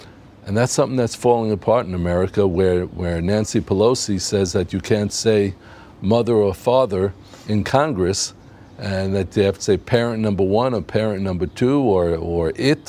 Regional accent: Israel; I'm telling you from the Israeli experience, we today have a roaring free market economy, and we love it.

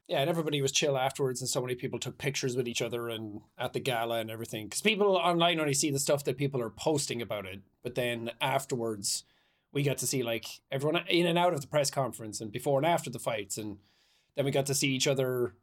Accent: Ireland; moved away; growing up in Ireland

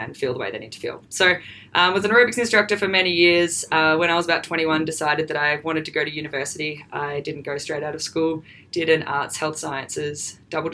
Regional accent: Melbourne, Victoria, Australia; I'm from Melbourne here

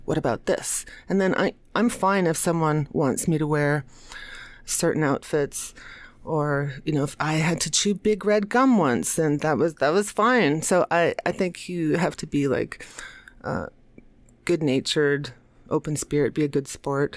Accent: United States; also born or lived in New York City; I'm American

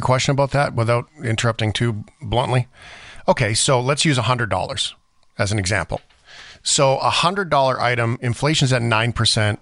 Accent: Canada; I'm a Canadian

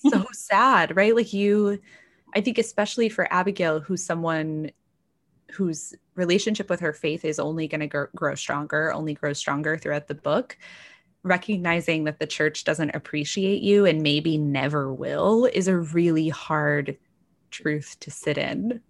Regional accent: North Texas, United States; now in Washington, DC, United States; I grew up in North Texas, very evangelical

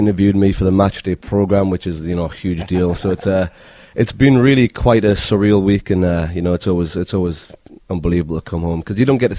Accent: Newcastle upon Tyne, North East England, United Kingdom; accent: Geordie; moved away as an adult; now in United States; I'm from Newcastle, so I'm a Geordie.

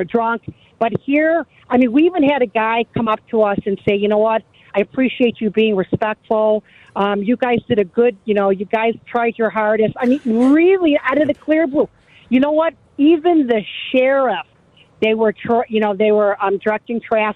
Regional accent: Chicago, Illinois, United States; I'm from Chicago, Midway area location.

